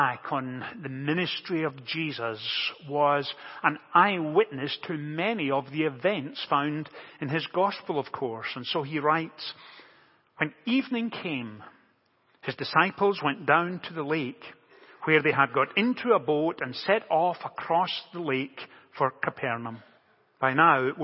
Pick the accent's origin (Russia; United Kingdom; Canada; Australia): United Kingdom; Motherwell, Scotland; growing up in Motherwell, just outside Glasgow in central Scotland, it's a steel town